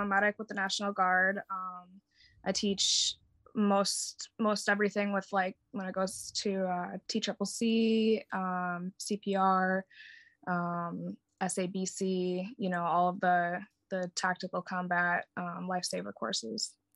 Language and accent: English; Wisconsin, United States; moved away as an adult; now in Jacksonville, United States; I'd been raised, born and raised in Wisconsin